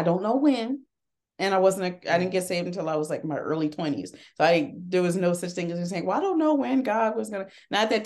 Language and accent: English; Harrisburg, Pennsylvania, United States; now in Philadelphia, United States; I am originally from Harrisburg, Pennsylvania, but I moved to Philadelphia